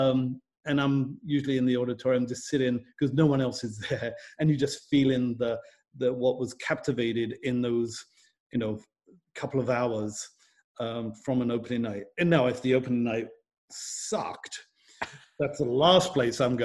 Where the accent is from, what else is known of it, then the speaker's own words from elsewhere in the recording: United Kingdom; I'm British